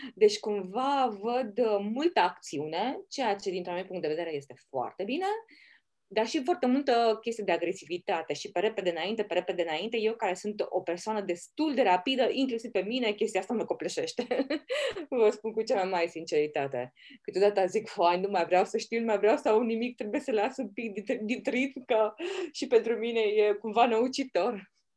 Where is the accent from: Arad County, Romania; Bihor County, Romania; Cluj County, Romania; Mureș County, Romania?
Bihor County, Romania; Oradea; acea mândrie că suntem orădeni